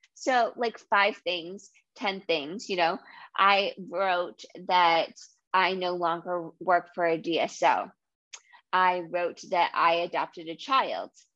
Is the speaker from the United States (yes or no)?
yes; New England, United States; accent: New England; also born or lived in Massachusetts; I grew up in Rhode Island and Massachusetts.